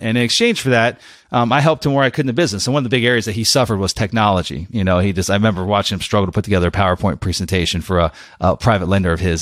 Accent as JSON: {"language": "English", "region": "Pennsylvania", "country": "United States", "tie": "born or raised there", "moved": "yes", "lives_now": "Florida, United States", "said": "i went back to pennsylvania went back to the, my, my hometown"}